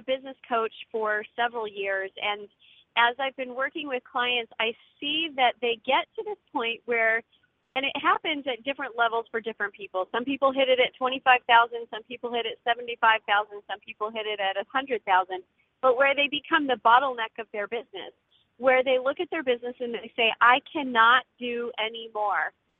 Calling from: Northeast Georgia, United States; I'm calling from Northeast Georgia

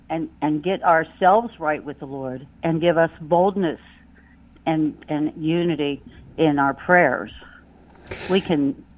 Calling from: Pennsylvania, United States; from PA.

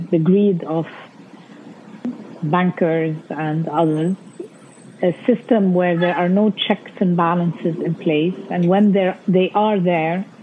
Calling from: Beirut, Beirut Governorate, Lebanon; I mean, that's how you know I'm speaking from Lebanon.

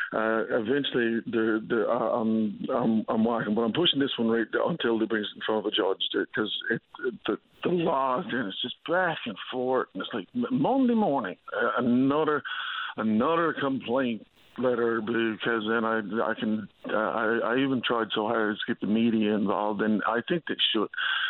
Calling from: Long Harbour, Newfoundland and Labrador, Canada; So I'm calling from Long Harbour here now

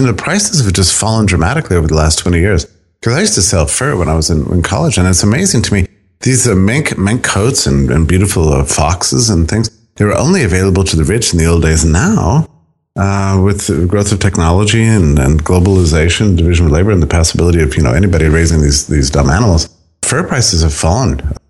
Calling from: Auburn, Alabama, United States; I'm speaking to you from a very, very cold Auburn, Alabama.

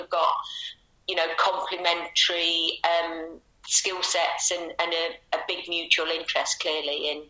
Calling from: Loughborough, East Midlands, United Kingdom; I live near to Loughborough in Leicestershire. Near to Loughborough, it's a very nice area called Charnwood, so it's very kind of rural.

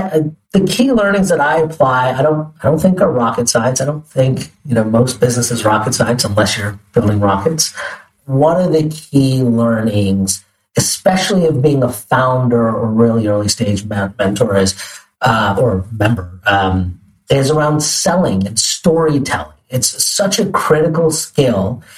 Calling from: New York City, New York, United States; I'm calling in from New York City, sunny New York City, from our office by Bryant Park.

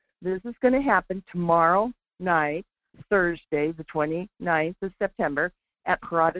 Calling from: Alaska, United States; I'm down on Kenai Peninsula.

